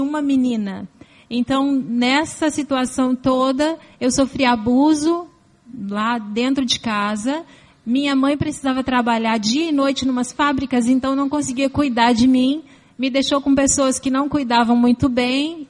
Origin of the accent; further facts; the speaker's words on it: São Paulo, Brazil; Eu nasci em São Paulo, capital. lá pros lados de Santo Amaro